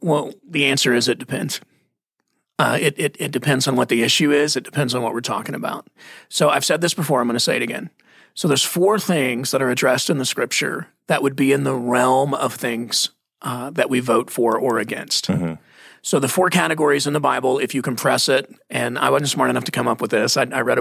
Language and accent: English; Texas, United States; I grew up in Texas